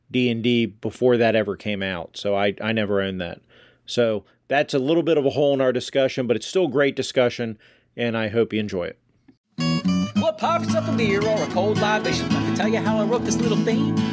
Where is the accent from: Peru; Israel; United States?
United States; And I'm a proud American and I'm Scots Irish, which means I like to drink and I can be frugal.